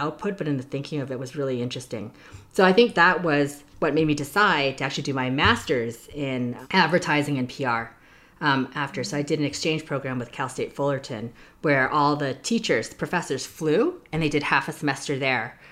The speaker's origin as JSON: {"language": "English", "town": "Toronto", "region": "Ontario", "country": "Canada", "tie": "born or raised there", "also_born_or_lived": "Hong Kong / New York", "moved": "as an adult", "lives_now": "United States", "said": "I was born and raised in Toronto, um, Ontario, in Canada."}